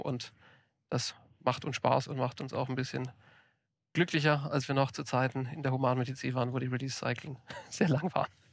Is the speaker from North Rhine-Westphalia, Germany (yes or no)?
no; Ulm commuter belt, Baden-Württemberg, Germany; moved away; ich bin auf dem Land groß geworden, hatte zu meiner Zeit, äh, als ich noch im Ulmer Speckgürtel bei meinen Eltern gewohnt habe